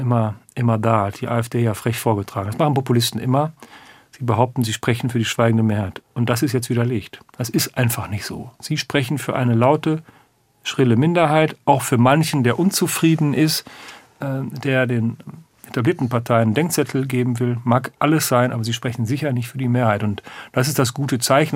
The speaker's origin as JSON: {"language": "German", "area": "western Münsterland", "region": "North Rhine-Westphalia", "country": "Germany", "said": "ich komme, kämen aus Westfalen, stimmt noch genau, aus dem westlichen Münsterland"}